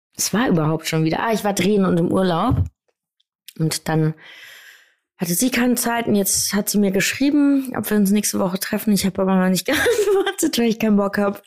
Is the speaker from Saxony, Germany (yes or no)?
no; Wiesbaden, Hesse, Germany; ich komme ja aus Wiesbaden, da ist eine Airbase und deshalb haben wir viele amerikanische Sportarten bei uns